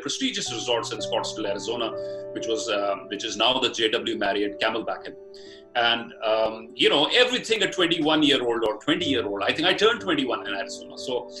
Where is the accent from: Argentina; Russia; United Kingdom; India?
India; Batala, Punjab; moved away as an adult; my hometown, which is a small town in rural Punjab called Batala in district Gurdaspur